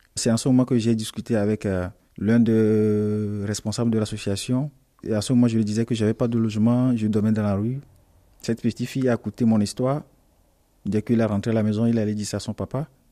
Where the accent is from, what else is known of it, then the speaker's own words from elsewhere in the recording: Togo; now in France; je viens du Togo. Je suis arrivé ici en France en euh, décembre 2019.